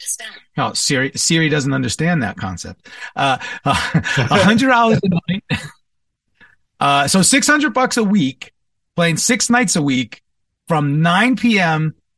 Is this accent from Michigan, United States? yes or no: no; Commack, New York, United States; born and raised for the first part of my childhood in New York, Long Island, or as I like to say, Strong Island, the East Side, the North Shore, Comac, Smithtown, Suffolk County, basically.